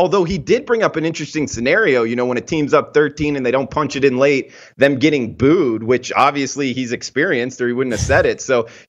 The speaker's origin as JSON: {"language": "English", "region": "the South", "country": "United States", "tie": "born or raised there", "said": "I grew up in the South"}